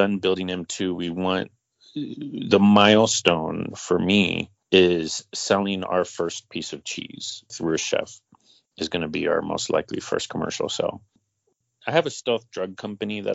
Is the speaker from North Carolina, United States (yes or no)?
yes; North Carolina, United States; my hometown of North Carolina